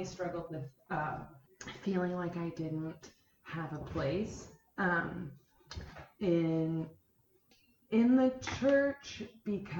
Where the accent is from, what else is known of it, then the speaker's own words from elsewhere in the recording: Soldotna, Alaska, United States; now in Homer, United States; I grew up in Soldotna with a big family